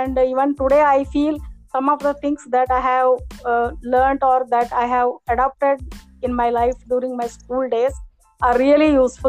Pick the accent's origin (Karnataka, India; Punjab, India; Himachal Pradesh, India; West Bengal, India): Karnataka, India; Belgaum; I was born and brought up in Belgaum only. So my entire education, primary, secondary, till my MBBS was in Belgaum only.